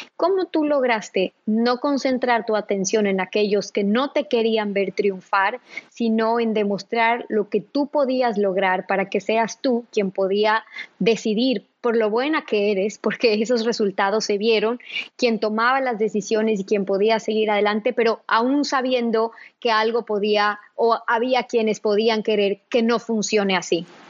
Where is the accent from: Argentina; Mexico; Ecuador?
Ecuador; nosotras como ecuatorianas